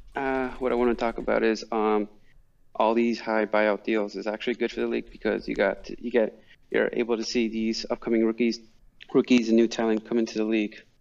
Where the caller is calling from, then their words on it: New Rochelle, New York, United States; I'm calling from New Rochelle, New York